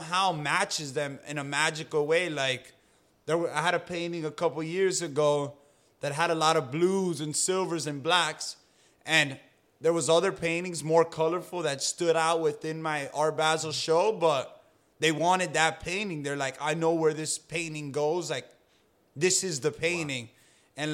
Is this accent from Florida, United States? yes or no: yes; Key Biscayne, Florida, United States; a school that I grew up going to in Key Biscayne Community School